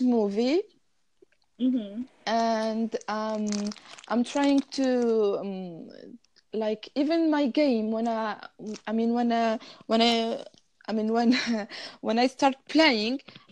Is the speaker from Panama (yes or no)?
no; Tunisia; first language Arabic; English is a second language; I'm Tunisian